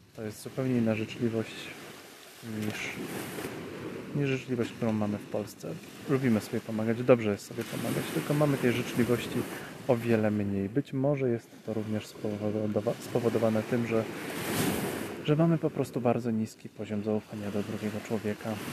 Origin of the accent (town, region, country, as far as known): Poland